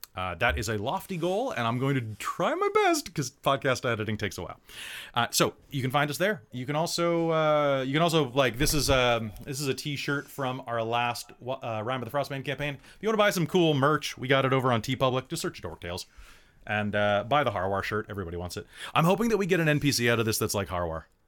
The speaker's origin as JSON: {"language": "English", "country": "United States", "said": "I'm originally an American. I'm the only original American here"}